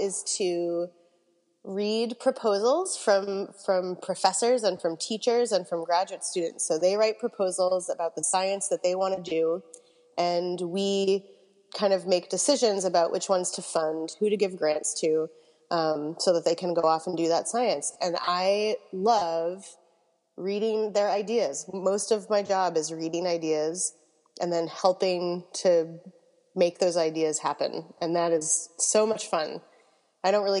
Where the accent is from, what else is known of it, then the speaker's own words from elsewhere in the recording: Massachusetts near Cape Cod, United States; I grew up in Massachusetts near Cape Cod